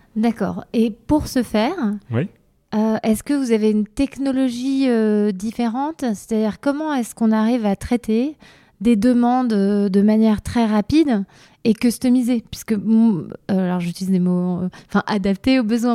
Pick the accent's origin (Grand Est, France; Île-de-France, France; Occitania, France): Grand Est, France; Vosges; je viens des Vosges